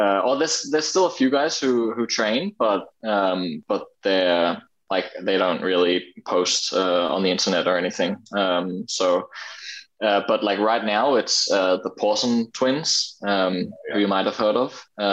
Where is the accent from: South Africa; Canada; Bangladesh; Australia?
Australia; now in Denmark; I grew up in Australia pretty much completely, but I think I've never had the sort of the most Australian accent. And then after living 11 years back in Denmark, I kind of meld my accent a little bit